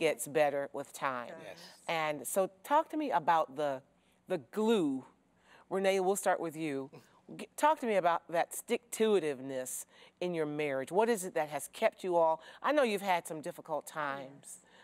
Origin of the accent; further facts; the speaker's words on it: Jackson, Michigan, United States; I'm from Jackson